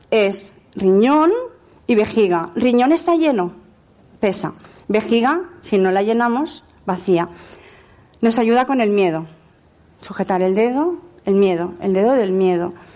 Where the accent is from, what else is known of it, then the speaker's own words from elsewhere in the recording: Barcelona, Catalonia, Spain; moved away; also born or lived in Lleida; he vivido en Lleida 22 años, hasta que yo no me adapté a Barcelona, siendo de Barcelona